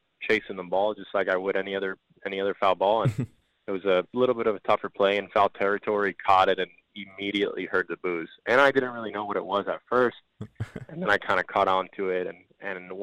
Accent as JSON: {"language": "English", "town": "Miami", "region": "Florida", "country": "United States", "tie": "born or raised there", "first_language": "Spanish", "second_language": "English", "said": "my hometown team"}